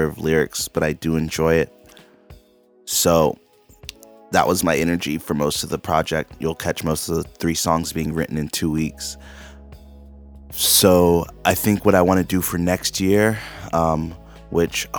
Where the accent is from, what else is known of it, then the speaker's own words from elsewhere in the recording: Charleston, South Carolina, United States; I'm a creative from Charleston, South Carolina